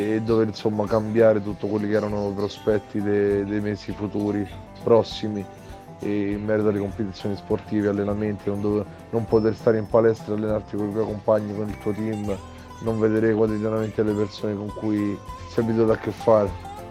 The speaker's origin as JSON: {"language": "Italian", "town": "Rome", "region": "Lazio", "country": "Italy", "said": "vengo da Roma"}